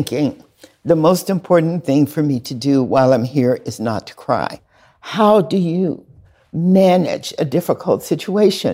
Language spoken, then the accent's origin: English; the South, United States; We're from the South.